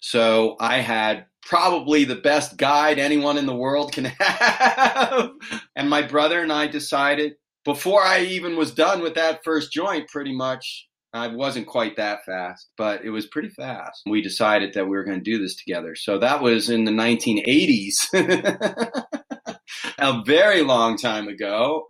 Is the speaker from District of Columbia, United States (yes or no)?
yes; Washington, District of Columbia, United States; moved away as an adult; now in California, United States; I grew up in Washington, D.C. area, so I was very far from home.